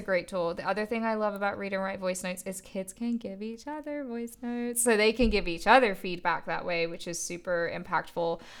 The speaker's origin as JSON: {"language": "English", "region": "England", "country": "United Kingdom", "tie": "born or raised there", "moved": "yes", "said": "growing up in England and that being my personal educational experience"}